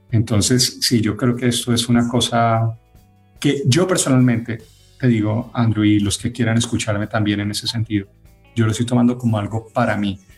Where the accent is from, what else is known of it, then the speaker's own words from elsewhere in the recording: Venezuela; ustedes saben que yo también soy venezolano, tengo las dos nacionalidades. Así que eso lo hablo también como venezolano.